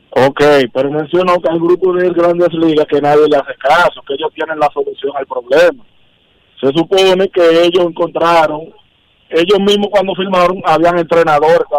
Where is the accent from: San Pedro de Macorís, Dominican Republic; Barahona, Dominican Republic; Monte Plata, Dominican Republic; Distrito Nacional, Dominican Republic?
Distrito Nacional, Dominican Republic; Los Guaricanos